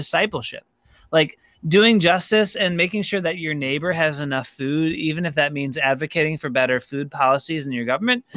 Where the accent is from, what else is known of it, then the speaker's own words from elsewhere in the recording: Rochester, New York, United States; moved away as an adult; also born or lived in Durham, North Carolina / Denver, Colorado; I'm from Rochester, New York originally, back in the day. So was grateful to be able to come back here